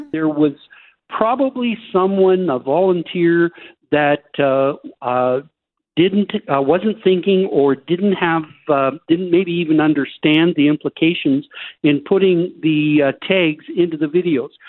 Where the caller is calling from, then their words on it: Fairmont, British Columbia, Canada; I'm calling from Fairmont, British Columbia, and I've been looking at the most wonderful mountain views that you can imagine.